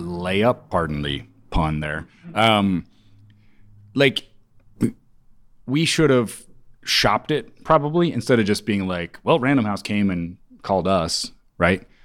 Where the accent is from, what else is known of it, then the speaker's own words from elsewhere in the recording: Kansas, United States; also born or lived in Ames, Iowa; I'm from the Midwest